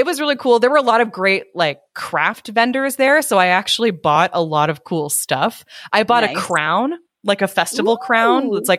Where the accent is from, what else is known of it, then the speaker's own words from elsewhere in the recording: United States; I am an American